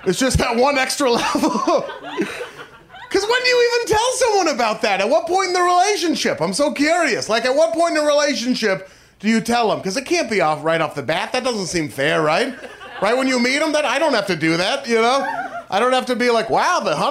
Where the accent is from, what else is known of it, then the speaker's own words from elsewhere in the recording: Portland, Oregon, United States; I am from Portland, Oregon.